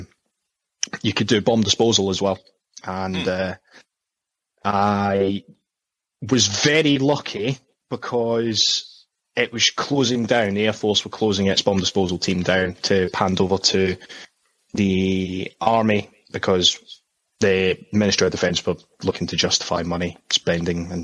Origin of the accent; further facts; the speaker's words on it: Scotland, United Kingdom; moved away as an adult; also born or lived in South of England; now in England, United Kingdom; when I grew up in Scotland, there wasn't a lot of opportunities for jobs or anything like